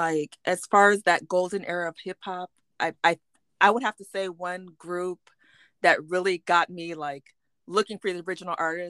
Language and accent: English; Bay Area, California, United States; Yeah, and I'm originally from the Bay Area